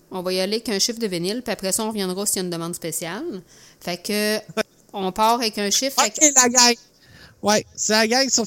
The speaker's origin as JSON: {"language": "French", "town": "Saint-Pascal", "region": "Quebec", "country": "Canada", "said": "moi, je viens de Saint-Pascal."}